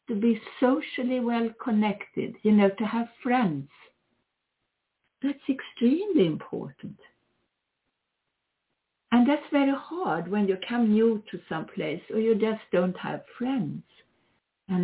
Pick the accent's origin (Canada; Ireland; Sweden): Sweden; now in United States; I am originally Swedish, if you didn't know that. I'm an American citizen